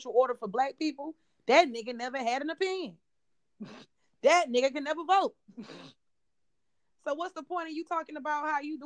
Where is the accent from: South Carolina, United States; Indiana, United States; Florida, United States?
Florida, United States; Miami; I'm from Miami